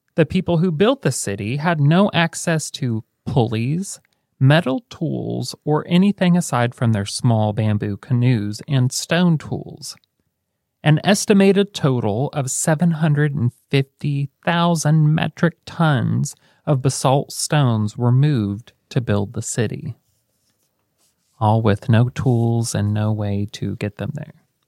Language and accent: English; United States; we're American